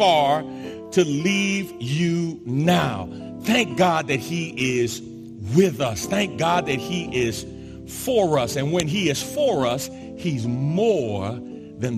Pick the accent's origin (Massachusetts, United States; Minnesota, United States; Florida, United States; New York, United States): New York, United States; New York City; now in Texas, United States; growing up in New York City, I'm used to and familiar with public transportation, but public transportation is not something that has been my common use since I moved to Texas